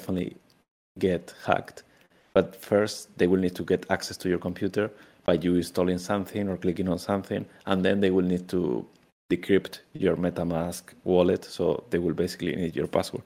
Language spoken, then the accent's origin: English; Spain; moved away; I'm originally from Spain, Europe